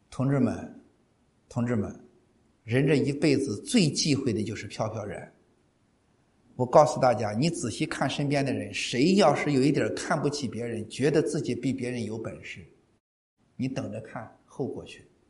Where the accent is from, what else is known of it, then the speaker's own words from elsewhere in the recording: Shandong, China; 咱们山东人说个实话